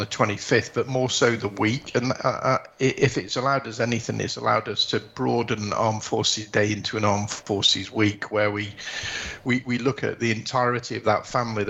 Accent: Yorkshire and the Humber, United Kingdom; it's not just the Yorkshireman in me, but it's the Northerner in me

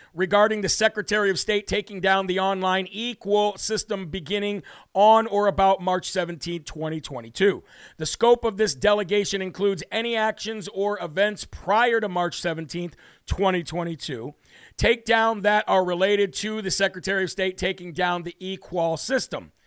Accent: Midwest, United States; moved away; where I was born in the Midwest, except just a little north

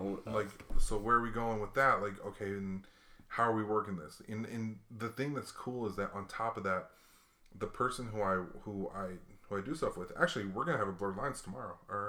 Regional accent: Hawaii, United States; hey man, I was a kid growing up in Hawaii. I'm a biracial kid growing up in Hawaii.

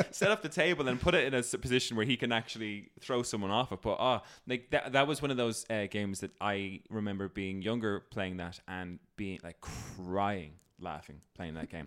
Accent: Ireland; I'm Irish

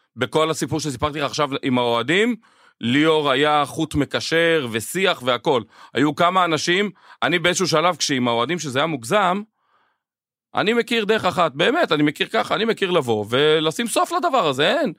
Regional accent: Israel; אנחנו ישראלים ואוהבים וציונים

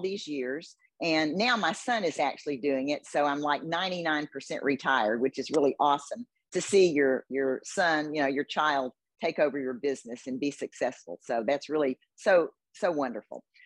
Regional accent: Houston, Texas, United States; I was born and raised in Houston

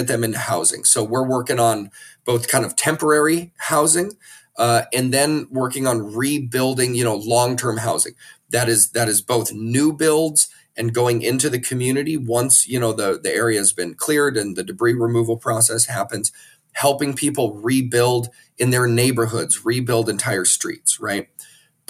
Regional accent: Maui, Hawaii, United States; I'm born and raised on Maui

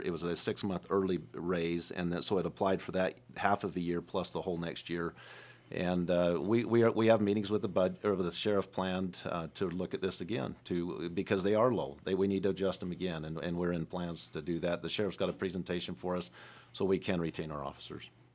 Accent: Moab, Utah, United States; now in Iron County, United States; I grew up in Moab, Utah

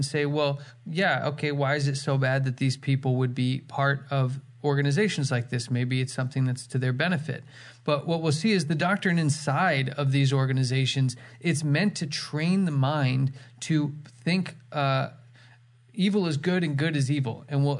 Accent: California, United States; now in Canada; I was from California before I moved to Canada.

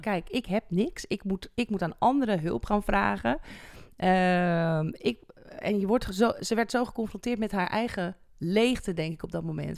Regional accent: Netherlands; waar wij nog zoiets hebben als Nederlanders

